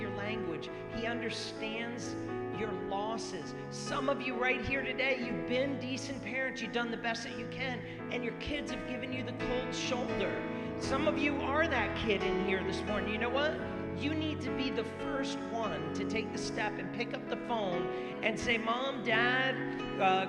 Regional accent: Rhode Island, United States; When I grew up I was in Rhode Island

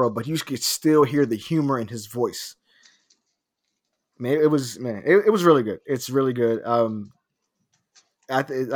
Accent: Philadelphia, Pennsylvania, United States; Because I'm from North Philadelphia. I'm from the hood.

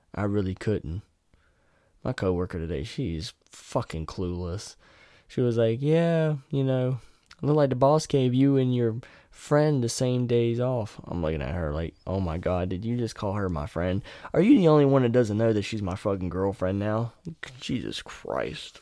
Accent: near Raleigh, North Carolina, United States; moved away; we go back to my hometown, yeah, it's a shithole, but I could take her to Raleigh

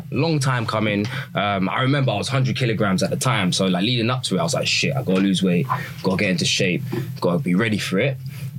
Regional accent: England, United Kingdom; I'm obviously from England.

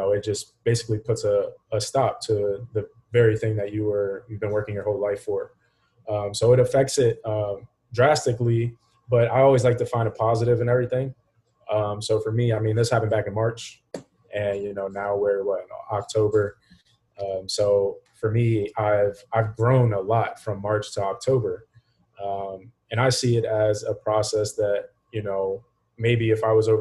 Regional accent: Hagerstown, Maryland, United States; moved away as an adult; now in Florida, United States; back here in the States, from Hagerstown, Maryland

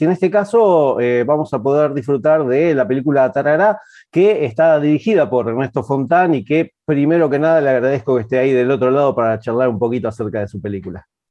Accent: Avellaneda / Quilmes, Buenos Aires Province, Argentina; yo soy de, Avellaneda Quilmes

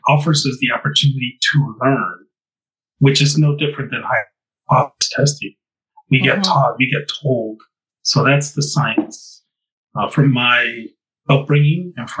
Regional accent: Southwest, United States; In our traditions, I'm from the Southwest, as I mentioned, and in the desert, we have basically energy forces that bring us into who we are.

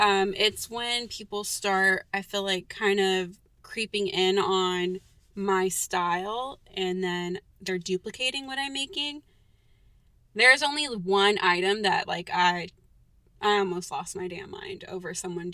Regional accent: California, United States

